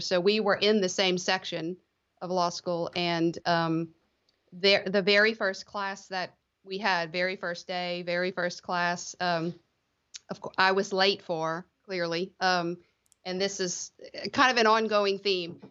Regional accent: Lafayette, Louisiana, United States; also born or lived in Baton Rouge, Louisiana / New Orleans, Louisiana; I grew up in the Lafayette area, Lafayette, Louisiana, South Louisiana

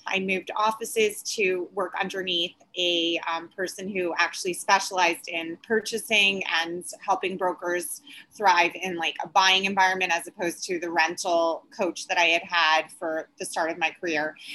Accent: Long Island, New York, United States; now in New York City, United States; I grew up in Long Island

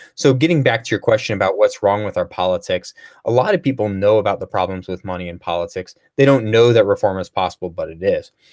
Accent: St. Louis, Missouri, United States; also born or lived in Chicago area, Illinois; I grew up in Saint Louis area

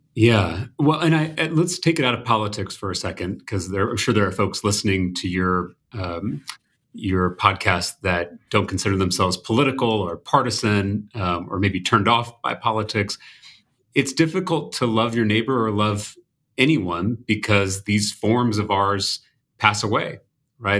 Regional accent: Texas, United States; as a Texan

